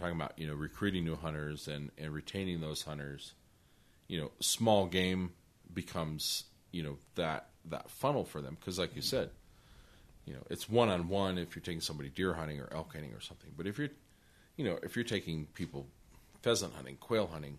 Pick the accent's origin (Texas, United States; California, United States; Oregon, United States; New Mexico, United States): New Mexico, United States; Los Alamos; we were raised in Los Alamos